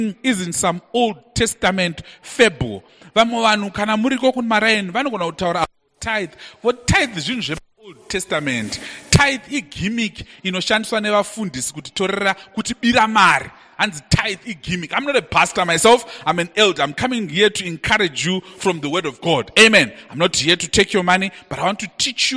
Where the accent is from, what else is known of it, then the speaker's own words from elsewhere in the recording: Bulawayo, Zimbabwe; I grew up in Bulawayo in a suburb called Mpopoma.